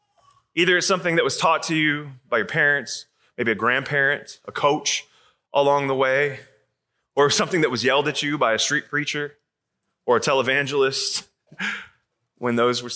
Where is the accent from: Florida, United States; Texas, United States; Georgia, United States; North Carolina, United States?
Georgia, United States; Atlanta; I come from Atlanta, Georgia.